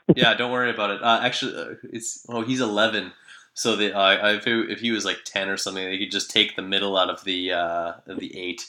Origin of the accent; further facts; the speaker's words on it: Canada; as a Canadian